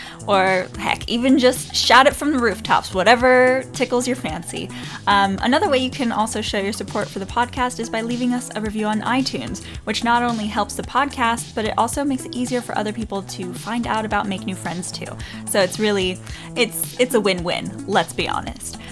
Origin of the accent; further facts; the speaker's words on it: the South, United States; we're from the South